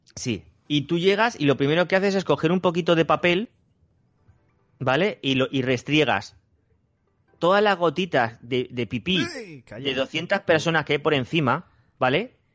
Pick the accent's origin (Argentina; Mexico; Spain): Spain; los españoles